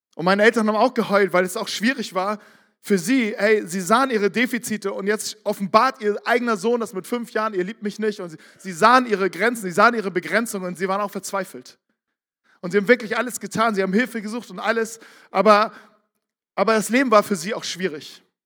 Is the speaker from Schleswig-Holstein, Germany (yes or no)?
yes; Barmstedt, Schleswig-Holstein, Germany; Ich komme aus Barmstedt, nördlich von Hamburg.